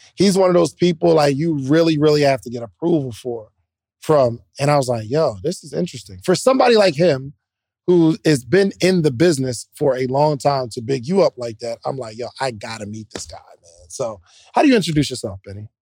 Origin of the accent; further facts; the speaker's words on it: Williamstown, New Jersey, United States; I'm actually from Willem Brown, New Jersey, like, South Jersey